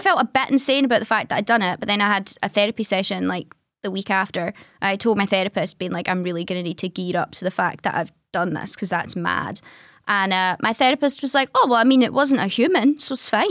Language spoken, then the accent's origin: English; Greenock, Scotland, United Kingdom; I'm from the West Coast, I'm from Greenock originally